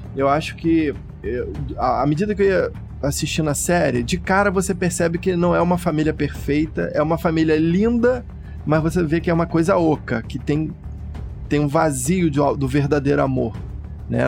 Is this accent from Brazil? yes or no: yes; Brazil; nós como brasileiros